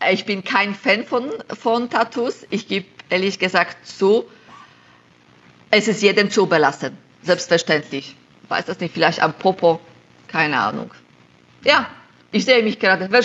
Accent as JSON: {"language": "German", "region": "Silesian Voivodeship", "country": "Poland", "second_language": "German", "lives_now": "Germany", "said": "ich komme aus Schlesien in Polen, dann kann ich auch Schlesisch sprechen. Jetzt wohne ich im Schwabenländle, da kann ich auch ein bisschen Schwabenländle."}